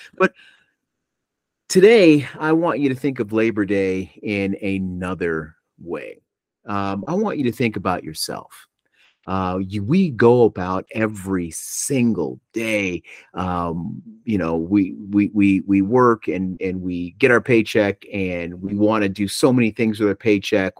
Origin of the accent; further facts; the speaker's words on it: Buffalo, New York, United States; I grew up back in Buffalo